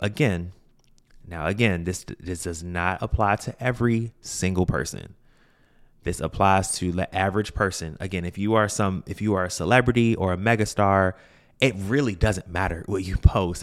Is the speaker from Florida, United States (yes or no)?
no; Washington, District of Columbia, United States; I'm from Washington, D C